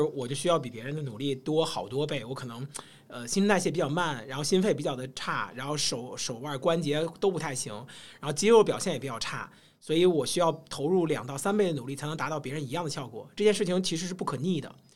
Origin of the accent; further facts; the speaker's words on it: China; 我们中国人讲究三十而立嘛